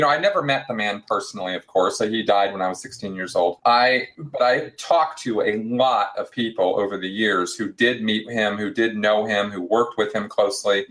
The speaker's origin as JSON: {"language": "English", "town": "Pasadena", "region": "California", "country": "United States", "tie": "born or raised there", "said": "Southern California, uh, which is where I grew up in Pasadena"}